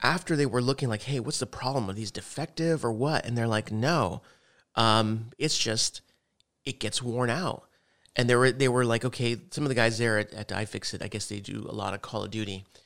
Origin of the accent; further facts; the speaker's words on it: El Paso, Texas, United States; moved away; also born or lived in Odessa, Texas; we're from El Paso